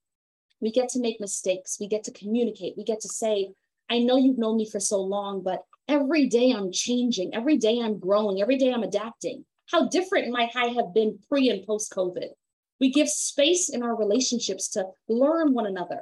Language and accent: English; Jamaica; me as a Jamaican woman